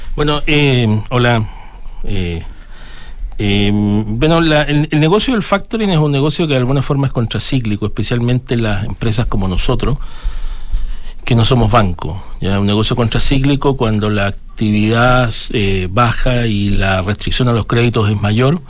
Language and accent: Spanish; Chile; una economía como la de nosotros